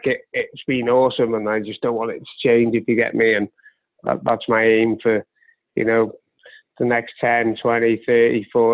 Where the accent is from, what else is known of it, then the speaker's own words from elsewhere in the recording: Wales, United Kingdom; now in Wrexham, United Kingdom; I am Welsh.